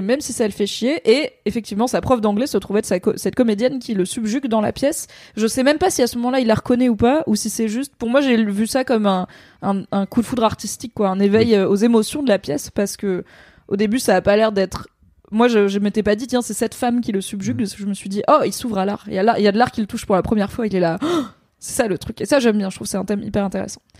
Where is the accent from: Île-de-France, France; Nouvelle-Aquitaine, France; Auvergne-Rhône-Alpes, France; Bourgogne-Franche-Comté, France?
Auvergne-Rhône-Alpes, France; Drôme; je viens de la Drôme